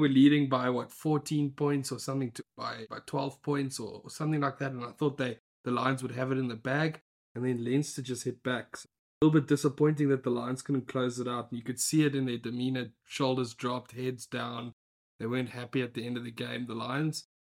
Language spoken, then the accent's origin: English; South Africa; as a South African